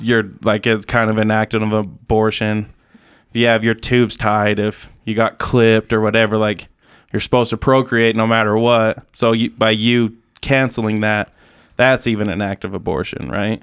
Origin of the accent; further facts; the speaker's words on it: Utah, United States; growing up in Utah